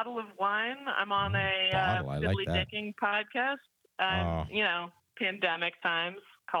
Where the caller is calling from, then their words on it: Venice, California, United States; I'm currently in Venice, California.